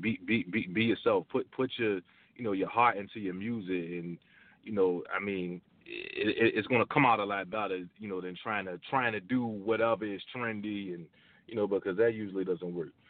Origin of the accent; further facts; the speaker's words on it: Virginia, United States; I'm originally from Virginia